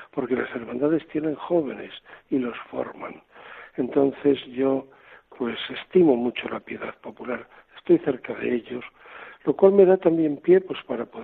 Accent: Castile, Spain; now in Seville, Spain; Yo mm, soy castellano, pero llevo ya desde el año 2003 en Andalucía primero como obispo de Córdoba y ahora como arzobispo de Sevilla.

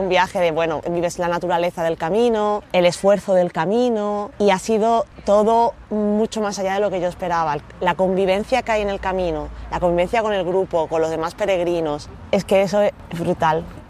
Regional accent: Málaga, Andalusia, Spain; tengo 33 años y soy de Málaga

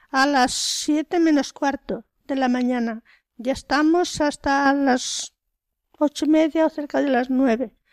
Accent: Spain; Somos cuatro españolas.

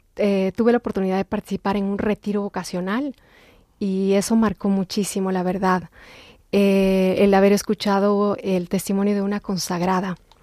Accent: Quito, Pichincha, Ecuador; moved away; soy ecuatoriana, nací en Quito, Ecuador.

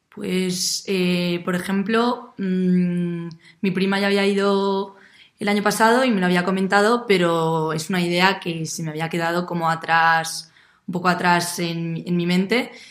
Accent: Madrid, Community of Madrid, Spain; también soy de Madrid

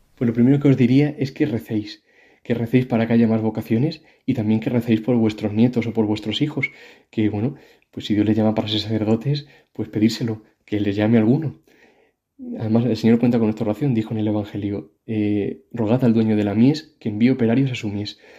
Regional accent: Madrid, Community of Madrid, Spain; now in Córdoba, Spain; nací en Madrid, pero mis padres son de un pueblecito de aquí de Córdoba que se llama Fuente Tójar

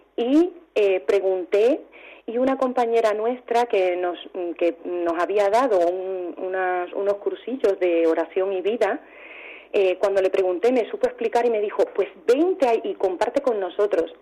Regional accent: Cuba; now in Albacete, Spain; soy cubana

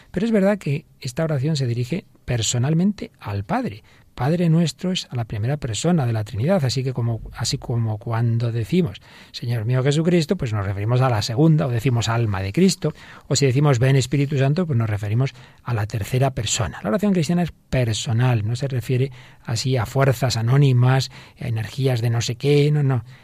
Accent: Siberia, Russia; moved away as an adult; also born or lived in Saint Petersburg / Moscow; now in Madrid, Spain; Con 21 años me mudé de Siberia a San Petersburgo y luego a Moscú, donde conocí a mi marido en una feria de construcción.

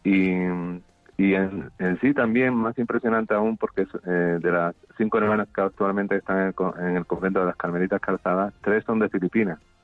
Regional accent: Jerez de la Frontera, Andalusia, Spain; now in Granada, Spain; En mi tierra, en Jerez

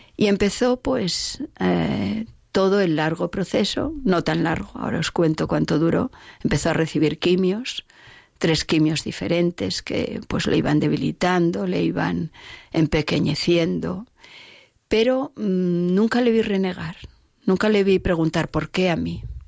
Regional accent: Oviedo, Asturias, Spain; yo soy de Oviedo

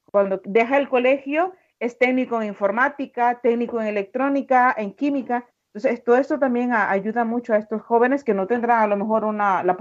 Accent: Venezuela; moved away; Ya hace pues nueve años que, salí de Venezuela, estaba ya la situación difícil

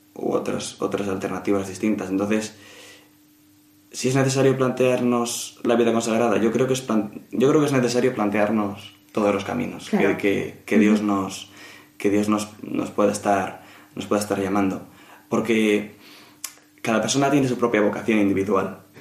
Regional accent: Madrid, Community of Madrid, Spain; nací y vivo en Madrid, así que soy madrileño 100%

